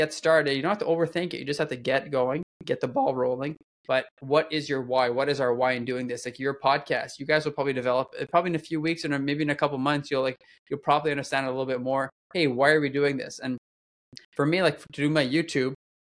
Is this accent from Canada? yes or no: yes; Canada; I'm French Canadian, donc si vous voulez parler en français avec moi, je parle très bien